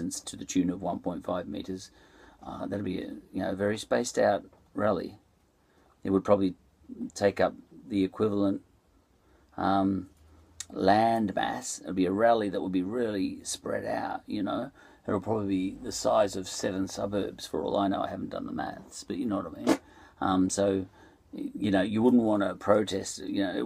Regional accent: Ireland; also born or lived in Essendon, Melbourne, Australia; now in Melbourne, Australia; I'm Irish

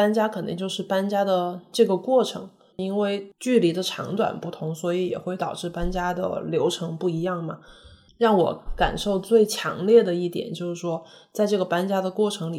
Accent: Chengdu, Sichuan, China; now in France; 当我们从成都来到法国的时候，就是每个星期你不吃辣椒，你就觉得难受

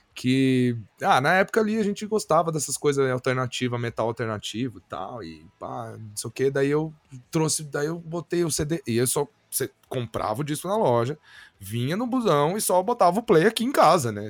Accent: Pirassununga, São Paulo, Brazil; Eu, eu sou de Pirassununga, cara, interior de São Paulo

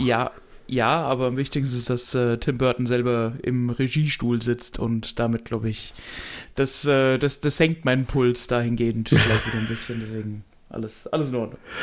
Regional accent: Germany; als Deutscher

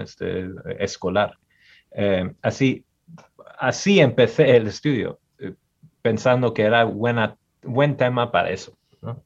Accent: Michigan, United States; Yo soy de aquí en Estados Unidos, el estado de Michigan

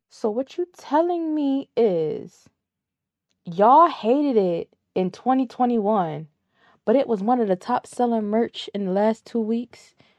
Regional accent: Connecticut, United States; We're both, we're both from Connecticut

